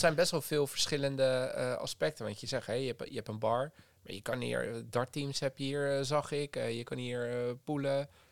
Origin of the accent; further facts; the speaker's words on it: Alphen aan den Rijn, South Holland, Netherlands; Wij komen zelf ook uit Alphen.